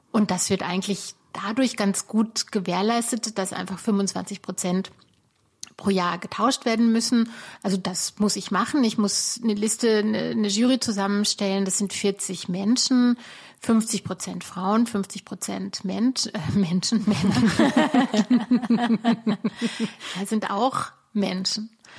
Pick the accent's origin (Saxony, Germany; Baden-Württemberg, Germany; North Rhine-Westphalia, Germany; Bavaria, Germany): Baden-Württemberg, Germany; also born or lived in Munich; now in Berlin, Germany; für die Lokalzeitung in der badischen Provinz, da wo ich aufgewachsen bin